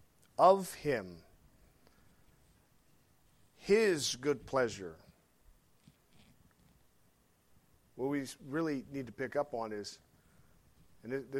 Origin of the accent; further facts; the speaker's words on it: Arkansas, United States; I'm from Arkansas